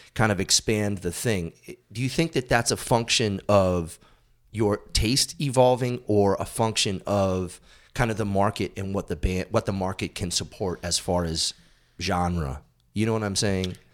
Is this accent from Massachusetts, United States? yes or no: yes; Massachusetts, United States; moved away as an adult; I grew up in Massachusetts and I moved out here when I was twenty-seven.